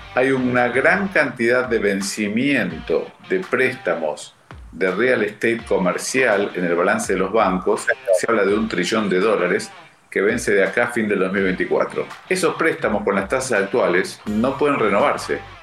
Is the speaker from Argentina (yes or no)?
yes; Argentina; como los argentinos que somos líderes mundiales en el tema